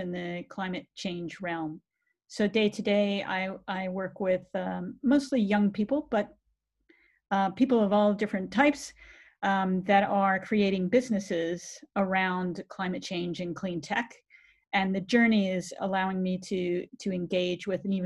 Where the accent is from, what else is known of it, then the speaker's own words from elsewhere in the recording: Washington, District of Columbia, United States; moved away as an adult; now in London, United Kingdom; I'm from the US originally. I grew up in the Washington DC area